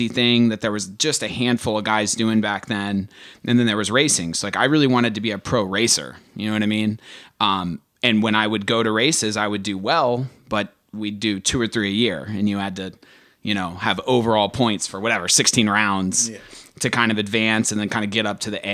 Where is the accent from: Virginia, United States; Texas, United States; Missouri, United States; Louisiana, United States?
Virginia, United States; Stafford; I grew up in Stafford, Virginia, so like Northern Virginia